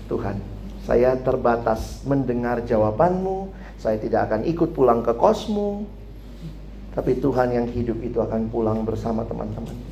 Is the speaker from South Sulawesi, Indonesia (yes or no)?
yes; Makassar, South Sulawesi, Indonesia; also born or lived in Jakarta; Sorry, saya dari Indonesia Timur. Saya Papa Ambon, Mama Manado, lahir besar Makassar. Kuliah di Jakarta, Indonesia banget gua.